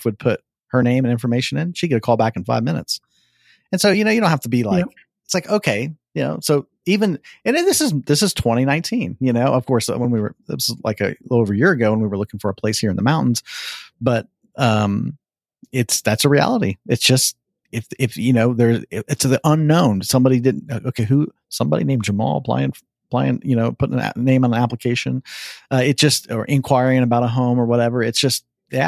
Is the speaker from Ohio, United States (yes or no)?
yes; Ohio, United States; moved away as an adult; also born or lived in Tennessee; now in Southern California, United States; I grew up in Ohio